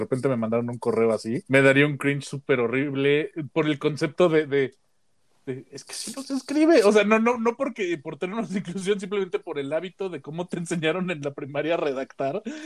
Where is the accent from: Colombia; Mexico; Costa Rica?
Mexico; soy vato mexicano heterosexual